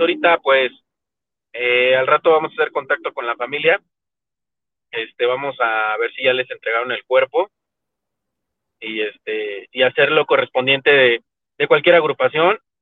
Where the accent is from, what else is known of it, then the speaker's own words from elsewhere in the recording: Mexico; nosotros como mexicanos